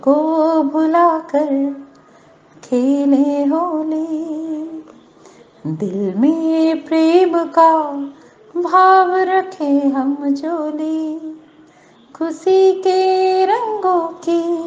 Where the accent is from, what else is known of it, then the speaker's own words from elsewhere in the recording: Satna, Madhya Pradesh, India; मैं सतना मध्य प्रदेश से हूँ